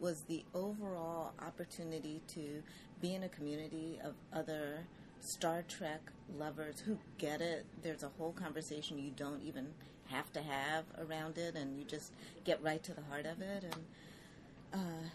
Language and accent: English; Philadelphia, Pennsylvania, United States; I'm from Philadelphia